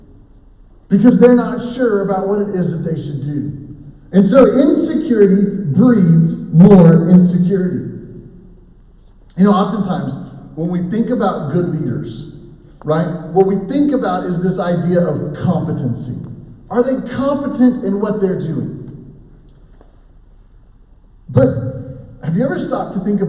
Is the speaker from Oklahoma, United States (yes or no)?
yes; Oklahoma, United States; I grew up in Oklahoma